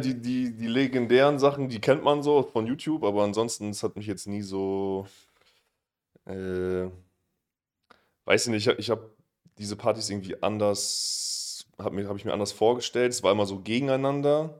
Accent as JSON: {"language": "German", "town": "Oldenburg", "region": "Lower Saxony", "country": "Germany", "moved": "yes", "lives_now": "Berlin, Germany", "said": "ich komme aus Oldenburg"}